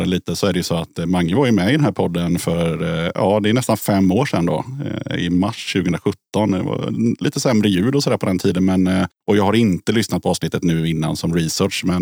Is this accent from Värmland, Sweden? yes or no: yes; Filipstad, Värmland, Sweden; Filipstad i Värmland.